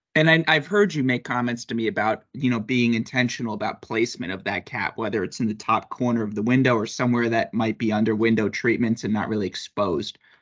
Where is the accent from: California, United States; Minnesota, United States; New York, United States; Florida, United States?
New York, United States; I'm obviously from New York and I'm I'm in Boston